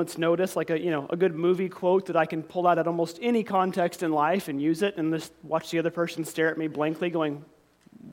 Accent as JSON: {"language": "English", "area": "near Commerce", "region": "Oklahoma", "country": "United States", "tie": "born or raised there", "said": "right outside of my hometown"}